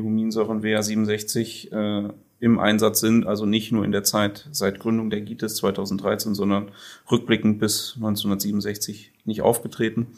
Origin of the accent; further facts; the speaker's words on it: Sassenberg, North Rhine-Westphalia, Germany; bin ich gebürtiger Sassenberger, auch heute noch hier wohnhaft